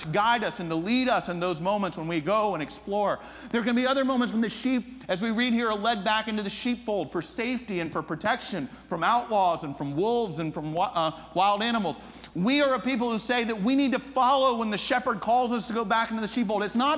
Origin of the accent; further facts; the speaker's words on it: United States; also born or lived in Japan; I'm from the States, from America.